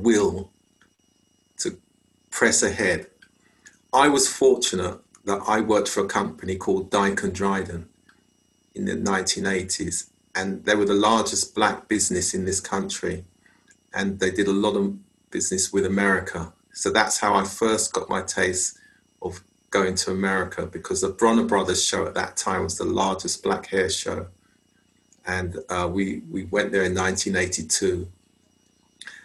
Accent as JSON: {"language": "English", "region": "London", "country": "United Kingdom", "tie": "born or raised there", "said": "I was born in London. My father came from Jamaica and my mother came from Montserrat. And so growing up in UK society, British society, as a Caribbean person"}